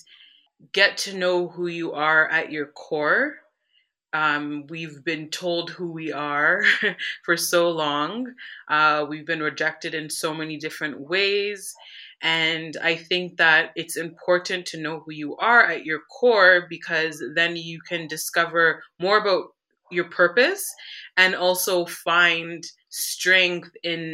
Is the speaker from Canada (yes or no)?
yes; Newmarket, Ontario, Canada; I was born and raised in Newmarket, Ontario, so which is north of Toronto.